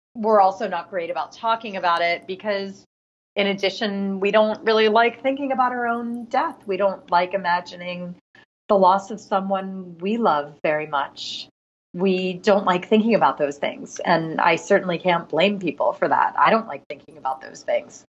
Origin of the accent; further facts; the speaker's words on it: Philadelphia, Pennsylvania, United States; now in New York City, United States; Philadelphia, which is my hometown